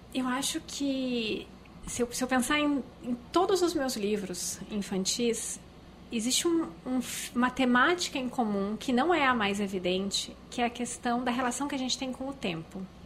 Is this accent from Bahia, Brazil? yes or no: no; Porto Alegre, Rio Grande do Sul, Brazil; eu nasci em Porto Alegre